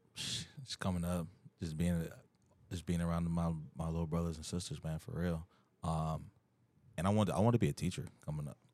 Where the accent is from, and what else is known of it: Wooster, Ohio, United States; born or raised there; moved away; also born or lived in Lima, Ohio / Akron, Ohio